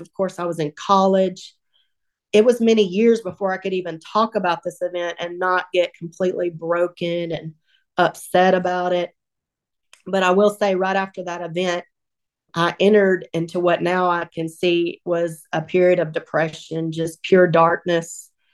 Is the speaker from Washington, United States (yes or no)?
no; Northeast Texas, United States; moved away as an adult; now in Sumrall, Mississippi, United States; I was raised in Northeast Texas by two loving